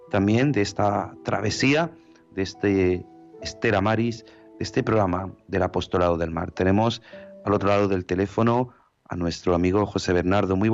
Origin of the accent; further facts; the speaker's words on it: Ukraine; Spanish is a second language; no, no, yo soy ucraniana. Yo soy ucraniana, mi familia es rusa también, mis padres, uno es ruso, otro ucraniano